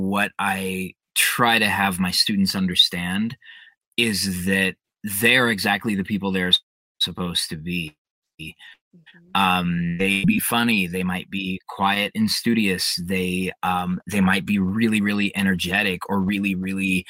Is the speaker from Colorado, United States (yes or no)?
yes; Denver, Colorado, United States; I was born and raised in Denver, Colorado